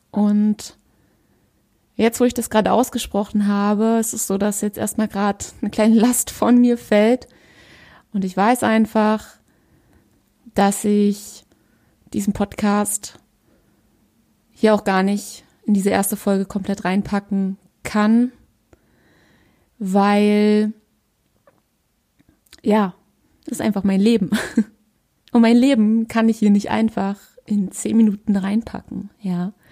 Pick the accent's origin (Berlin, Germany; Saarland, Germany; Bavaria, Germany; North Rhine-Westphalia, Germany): Berlin, Germany; ich bin 32, ich komme aus Berlin und ich bin ganzheitlicher Coach.